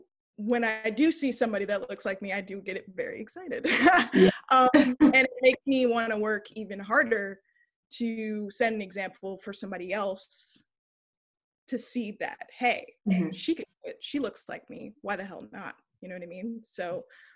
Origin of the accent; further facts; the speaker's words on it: Los Angeles, California, United States; also born or lived in East Coast / the South; now in San Francisco, United States; I was born and raised in Los Angeles, California.